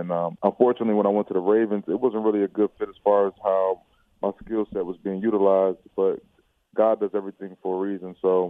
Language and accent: English; Chicago, Illinois, United States; born there; also born or lived in Australia / Connecticut / Texas; Yeah, so I was born in Chicago, lived there for a couple of years, and my family, my dad's job, he worked for Procter & Gamble, moved us to Australia for about 5 years. And after that, we were in Connecticut for three, and then after Connecticut, we moved to Texas